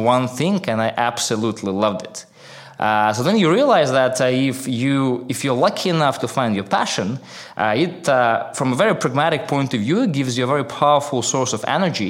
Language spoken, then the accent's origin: English; Minsk, Belarus; I grew up in a town called Minsk. I don't know whether you know where it is, but just to make sure we're on the same page, it's in Belarus.